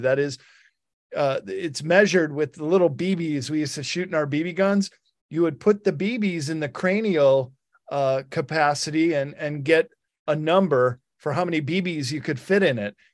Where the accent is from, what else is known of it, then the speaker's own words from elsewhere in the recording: Northwestern Illinois, United States; I grew up in Northwestern Illinois